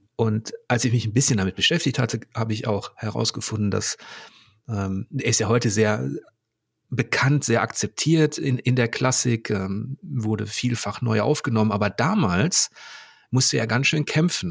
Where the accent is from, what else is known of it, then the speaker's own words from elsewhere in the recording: Germany; als Deutscher